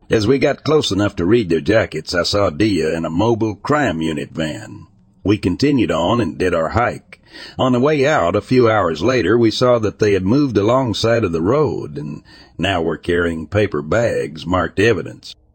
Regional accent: East Coast, United States; I'm from the East Coast, so I don't know if that's a thing out west in places with large feral dog populations.

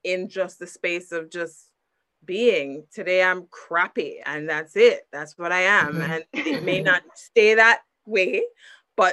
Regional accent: Jamaica; I'm inherently Jamaican. Like, I'm Jamaican deep into my marrow

